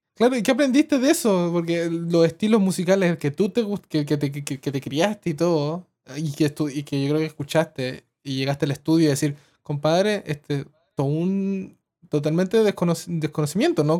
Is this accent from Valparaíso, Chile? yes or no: no; Coyhaique, Aysén, Chile; soy de pueblo, de Coyhaique